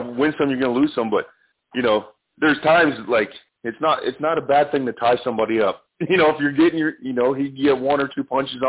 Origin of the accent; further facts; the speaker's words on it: Canada; I'm Canadian